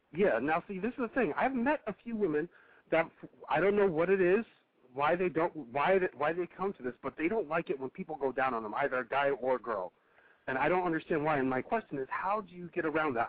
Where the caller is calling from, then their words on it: Connecticut, United States; I'm calling from Connecticut